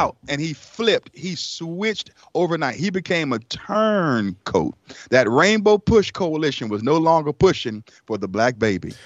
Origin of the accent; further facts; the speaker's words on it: Raleigh, North Carolina, United States; also born or lived in Elizabeth City, North Carolina; at the age of five, uh, my mother brought us to Raleigh, North Carolina. And we lived in a shelter for about a year